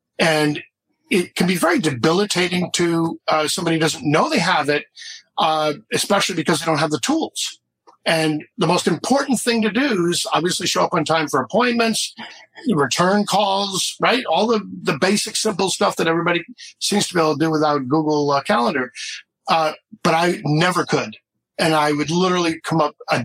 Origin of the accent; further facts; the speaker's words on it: Boston, Massachusetts, United States; I was born in Boston